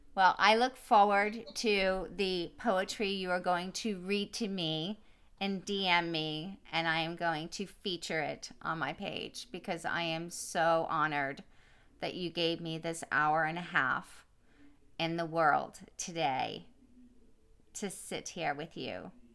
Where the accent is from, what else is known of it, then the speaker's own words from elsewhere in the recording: East Coast, United States; now in California, United States; growing up on the East Coast, we were always around water. And today, living in California